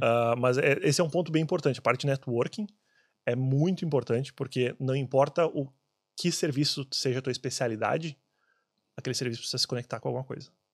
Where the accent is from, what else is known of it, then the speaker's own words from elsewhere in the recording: Brazil; moved away; eu sendo brasileiro